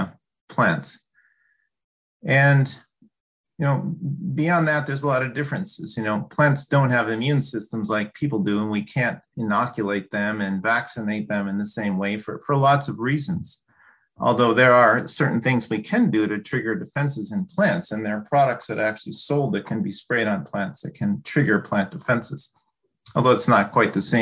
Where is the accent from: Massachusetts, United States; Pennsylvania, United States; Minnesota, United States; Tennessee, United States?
Minnesota, United States; Duluth; also born or lived in Illinois / Wisconsin / Corvallis, Oregon; I grew up in Duluth, Minnesota